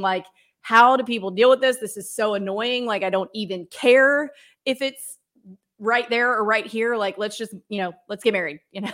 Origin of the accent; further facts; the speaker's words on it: the South, United States; I'm from the South where we have huge weddings